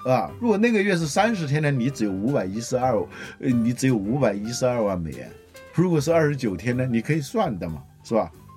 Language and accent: Chinese; China; 我们中国人用筷子用了几千年了